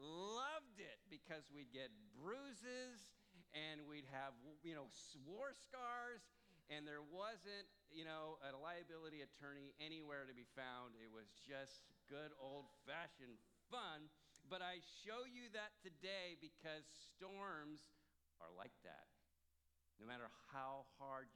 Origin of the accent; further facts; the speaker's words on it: Santa Cruz, California, United States; I was born in Santa Cruz